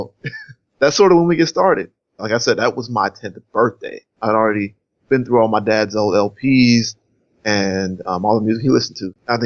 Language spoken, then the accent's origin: English; Charlotte, North Carolina, United States; also born or lived in Rocky Mount, North Carolina; I spent those first 10 years in Charlotte